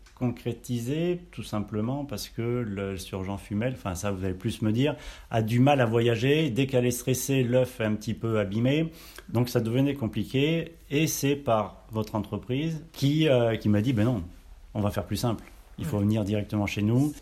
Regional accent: Auvergne-Rhône-Alpes, France; moved away; also born or lived in Brive-la-Gaillarde / Brittany; je suis né à Brive-la-Gaillarde, donc euh, la région je connais un petit peu, euh, même si j'ai pas trop grandi, j'ai plus après grandi de l'autre côté, donc en Auvergne

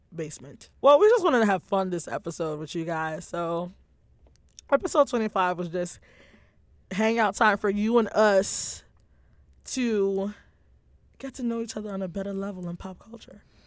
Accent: New York City, New York, United States; NYPD being my hometown

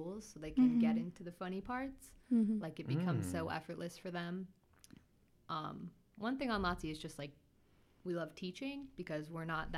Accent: Chicago suburbs, Illinois, United States; moved away; also born or lived in Nebraska; I'm from the Chicago suburbs

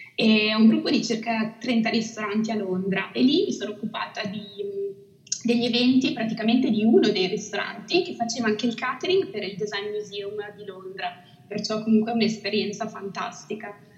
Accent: Italy; moved away as an adult; Amo l'Italia, amo la dolce vita italiana ed è proprio per questo che sono tornata nel mio paese

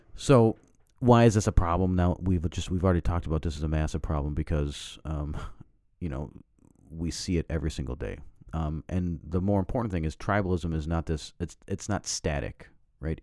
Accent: the Prairies, Canada; I grew up in Canada, we're on the plains

